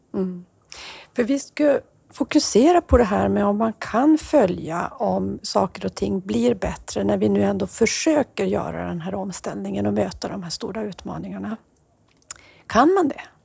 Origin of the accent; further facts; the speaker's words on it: Norrbotten County, Sweden; mitt hemlän i Haparanda